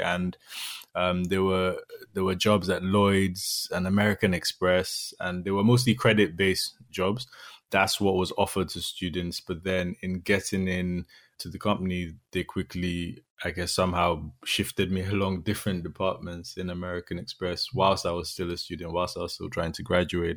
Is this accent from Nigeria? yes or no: yes; Nigeria; moved away; also born or lived in Dublin, Ireland; I'm from Nigeria.